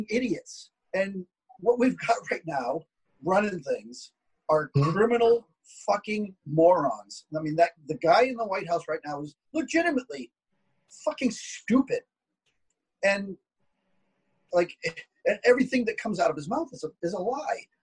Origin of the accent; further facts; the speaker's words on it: Massachusetts, United States; I'm from Massachusetts